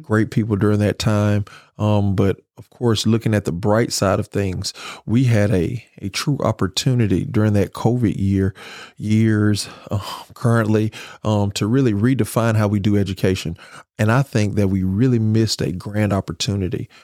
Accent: Grenada, Mississippi, United States; I'm from Grenada

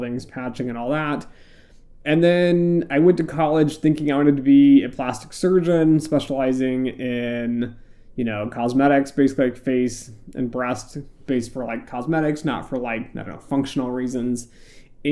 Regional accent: United States; I'm from the US

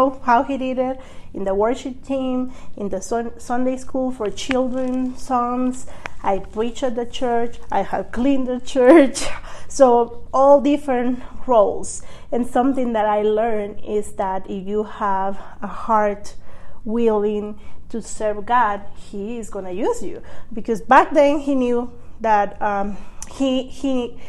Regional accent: Guatemala; I am from Guatemala

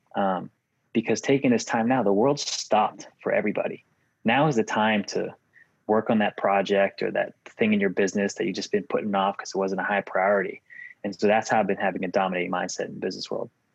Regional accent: Massachusetts, United States; moved away as an adult; also born or lived in Virginia / New York / Oklahoma / Tennessee; Born and raised in Massachusetts, lived in a bunch of other states from Virginia, New York, Oklahoma, Tennessee, Kentucky, Illinois, California

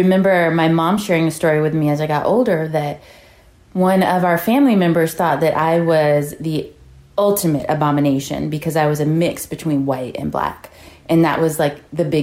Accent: Hawaii, United States; now in San Antonio, United States; From growing up in Hawaii

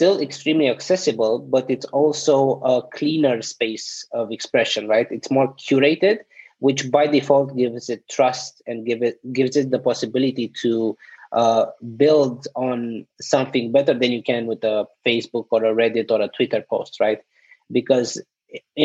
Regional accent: Romania; also born or lived in South Korea; now in United States; So I'm originally from Romania

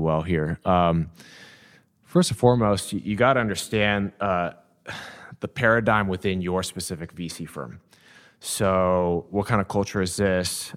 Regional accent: Downey, California, United States; I grew up in Downey, California, uh, about thirty minutes from here

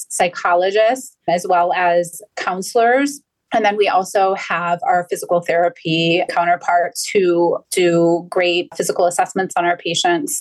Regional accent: Cleveland, Ohio, United States; I am born and raised in Cleveland, Ohio

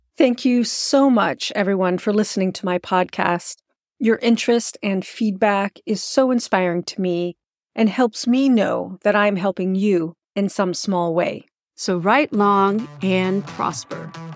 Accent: Sonoma, California, United States; also born or lived in Oakland, California; I grew up in Sonoma, which is the home of the Miwok people

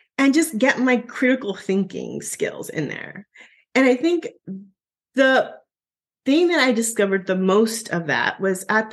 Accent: Southern Arizona, United States; My hometown is about 10,000 people in Southern Arizona.

